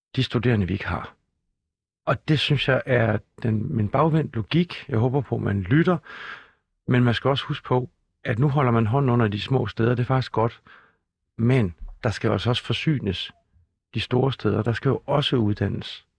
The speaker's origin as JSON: {"language": "Danish", "town": "Skive", "region": "Central Denmark Region", "country": "Denmark", "said": "Skive, hvor jeg kommer fra"}